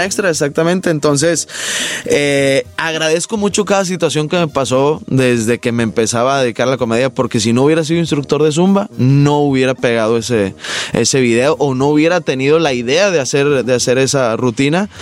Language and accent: Spanish; Monterrey, Nuevo León, Mexico; Soy de Monterrey, Nuevo León, regio y codo por nacimiento